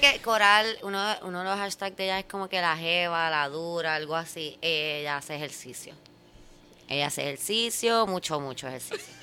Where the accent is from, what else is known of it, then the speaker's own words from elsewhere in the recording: Puerto Rico; como puertorriqueños